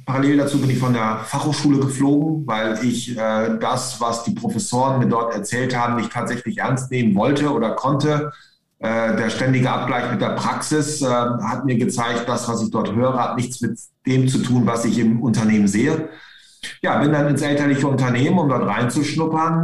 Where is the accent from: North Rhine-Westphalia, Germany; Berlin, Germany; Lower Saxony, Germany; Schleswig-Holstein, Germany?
Lower Saxony, Germany; East Frisia; moved away as an adult; also born or lived in Hamburg; als Ostfriese